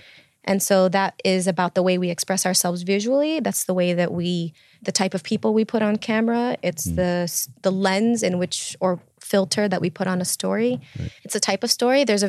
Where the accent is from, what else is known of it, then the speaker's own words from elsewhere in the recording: Chicago, Illinois, United States; I'm from Chicago